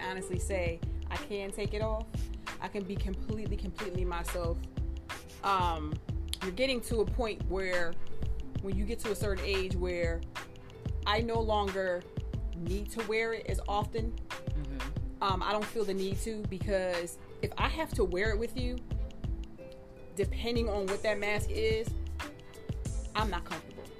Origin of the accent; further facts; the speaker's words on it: Philadelphia, Pennsylvania, United States; I'm from Philly